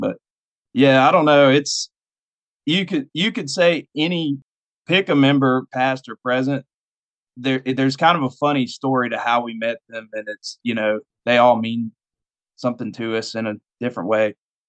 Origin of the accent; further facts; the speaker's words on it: Virginia, United States; now in West Virginia, United States; I'm in the state of West Virginia, but I was born in Virginia.